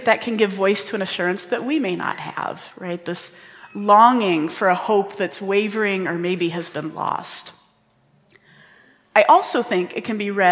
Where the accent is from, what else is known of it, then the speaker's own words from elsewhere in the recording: Indiana, United States; I grew up in Indiana